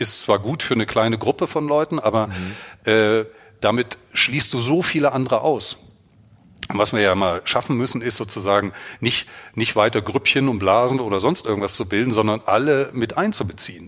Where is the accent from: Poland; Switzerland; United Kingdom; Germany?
Germany; the East, East Germany; ich bin im Osten groß geworden